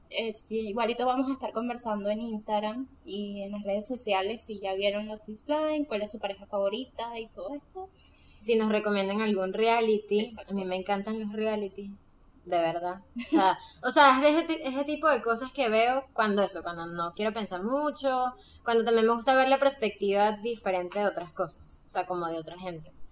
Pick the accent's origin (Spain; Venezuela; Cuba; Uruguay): Venezuela; yo que soy venezolana